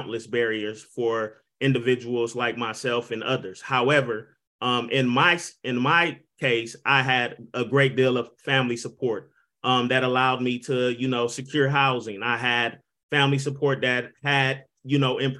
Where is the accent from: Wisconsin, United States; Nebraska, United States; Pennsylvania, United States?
Wisconsin, United States; Milwaukee; I was born and raised in Milwaukee, Wisconsin